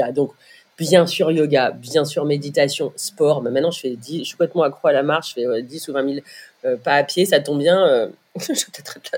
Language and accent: French; Brittany, France; je suis bretonne